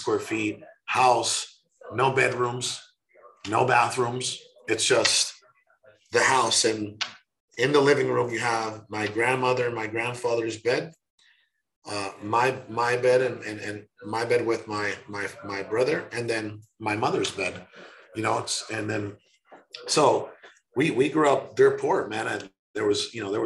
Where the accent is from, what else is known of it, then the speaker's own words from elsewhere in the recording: Mexico; now in United States; I was born in Mexico. I was dirt poor